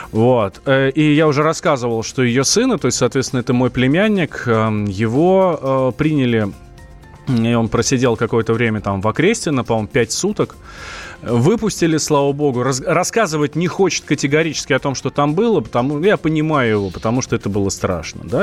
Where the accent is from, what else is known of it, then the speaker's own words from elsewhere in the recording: Moscow, Russia; я москвич, у меня тут все в Москве.